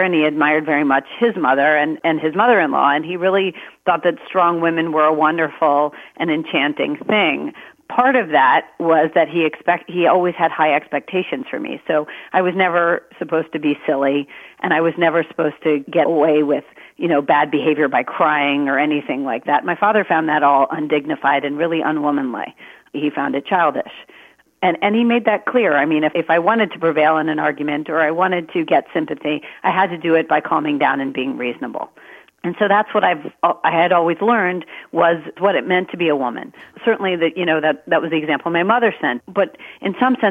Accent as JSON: {"language": "English", "region": "Maryland", "country": "United States", "tie": "born or raised there", "said": "I was born in Maryland. I have a younger brother, and we grew up in a house of lawyers"}